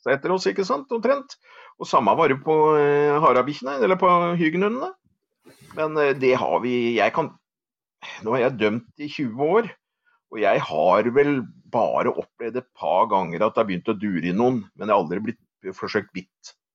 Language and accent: Norwegian; Åmot, Norway; jeg vokste opp eh, på Åmot